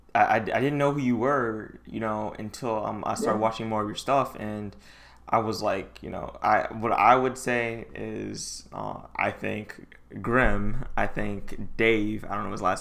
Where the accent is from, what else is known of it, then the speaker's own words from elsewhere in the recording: Detroit, Michigan, United States; I'm from Detroit